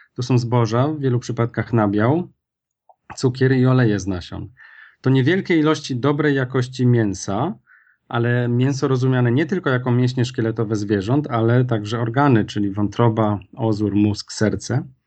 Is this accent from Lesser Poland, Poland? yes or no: yes; Kraków, Lesser Poland, Poland; pochodzę z Krakowa